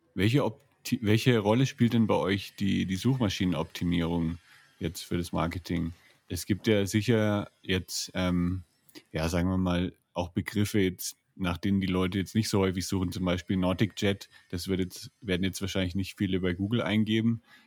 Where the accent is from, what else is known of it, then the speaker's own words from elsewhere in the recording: Franconia, Bavaria, Germany; moved away; Ich bin ja aus Franken